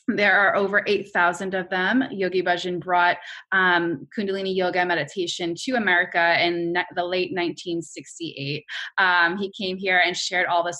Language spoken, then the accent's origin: English; New York, United States; I'm a New Yorker